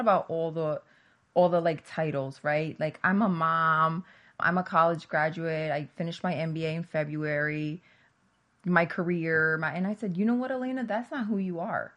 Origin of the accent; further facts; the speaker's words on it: New Jersey, United States; I grew up in New Jersey